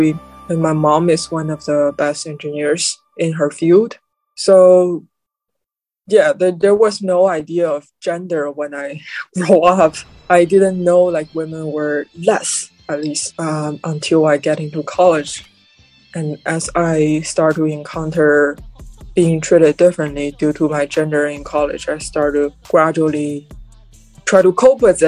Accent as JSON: {"language": "English", "country": "China", "tie": "born or raised there", "second_language": "English", "moved": "as an adult", "lives_now": "New York City, United States", "said": "my experience growing up in China for 18 years"}